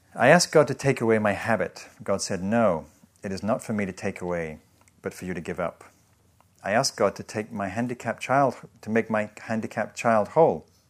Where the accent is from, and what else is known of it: England, United Kingdom